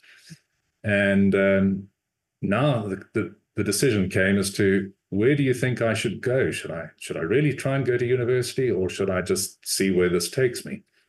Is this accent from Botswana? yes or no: no; Zimbabwe; moved away; also born or lived in South Africa; I actually was born and raised in Rhodesia, which is now Zimbabwe